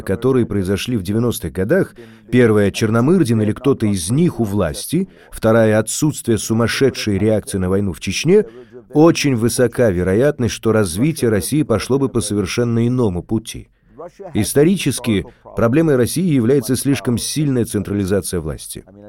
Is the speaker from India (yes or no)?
yes; India; moved away; когда я рос в Индии